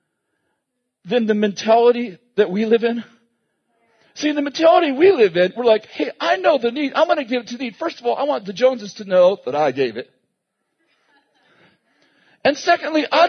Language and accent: English; Weaverville, United States; we grew up in Weaverville and we had obviously cars and stuff, but there's only 3,000 people